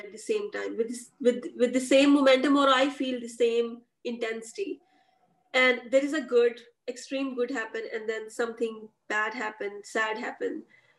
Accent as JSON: {"language": "English", "country": "Pakistan", "said": "because first time I saw myself not as Pakistani women entrepreneur, but I saw myself as part of like human race"}